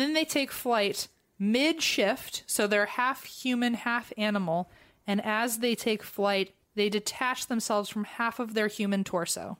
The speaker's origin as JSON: {"language": "English", "country": "United States", "accent": "very American", "said": "in my very American accent"}